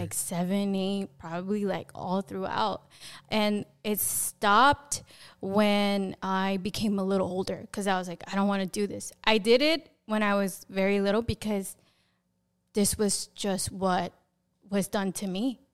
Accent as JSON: {"language": "English", "town": "Passaic", "region": "New Jersey", "country": "United States", "tie": "born or raised there", "said": "So I was born and raised in New Jersey in a city called Passaic."}